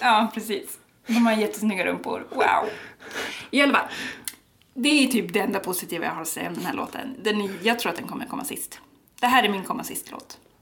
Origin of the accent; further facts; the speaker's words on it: Sweden; vi som deppiga svenskar